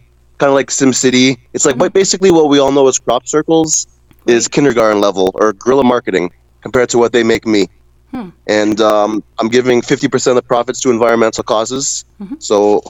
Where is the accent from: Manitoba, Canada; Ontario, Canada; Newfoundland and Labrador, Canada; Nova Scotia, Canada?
Ontario, Canada; Mississauga; I'm from Ontario. So we have that in common, Mississauga specifically.